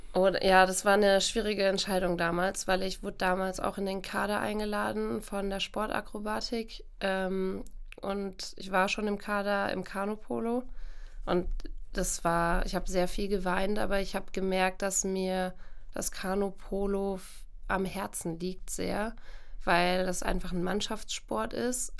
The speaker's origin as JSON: {"language": "German", "town": "Coburg", "region": "Bavaria", "country": "Germany", "tie": "born or raised there", "moved": "yes", "lives_now": "Cologne, Germany", "said": "ich komme eigentlich aus Bayern"}